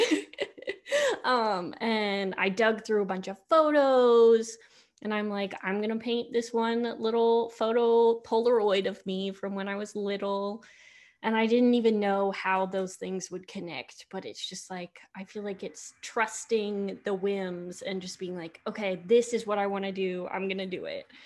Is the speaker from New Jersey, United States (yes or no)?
no; Johns Island, South Carolina, United States; moved away as an adult; growing up on John's Island